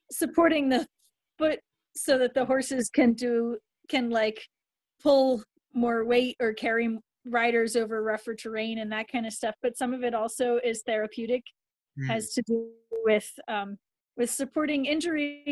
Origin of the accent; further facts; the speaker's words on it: Vienna, Austria; I was born in Vienna, where they were music students.